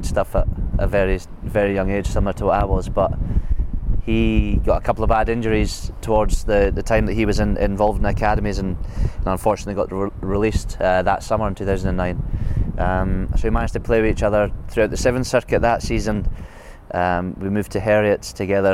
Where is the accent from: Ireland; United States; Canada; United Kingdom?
United Kingdom; Hawick, Scotland; As a kid growing up in Hoik, it's either rugby or horses